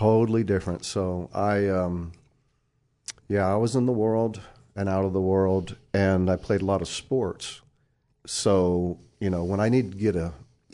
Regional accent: Fort Lauderdale, Florida, United States; born or raised there; also born or lived in Pittsburgh, Pennsylvania; now in Greensboro, United States

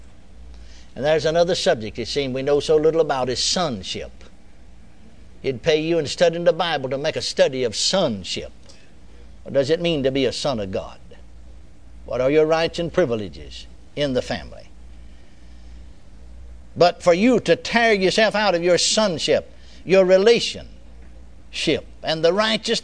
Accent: Texas, United States; I was born and raised in Texas

